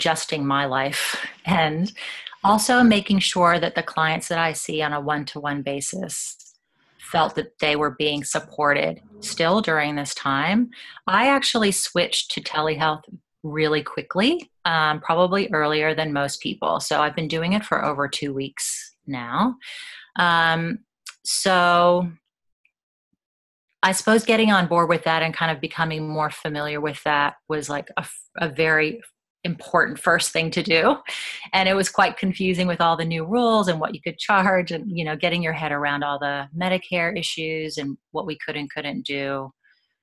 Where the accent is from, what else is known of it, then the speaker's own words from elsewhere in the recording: United States; accent: American; moved away as an adult; you can tell I'm American